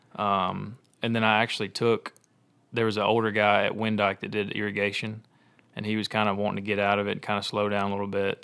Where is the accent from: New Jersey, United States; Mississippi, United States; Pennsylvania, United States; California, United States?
Mississippi, United States; Olive Branch; I grew up in Olive Branch